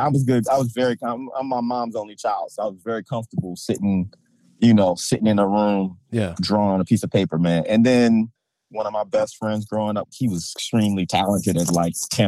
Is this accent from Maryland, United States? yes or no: yes; Baltimore County, Maryland, United States; I'm from Baltimore County, like right outside Baltimore City, a little area called like Parkville, Kearney, Towson, that whole little area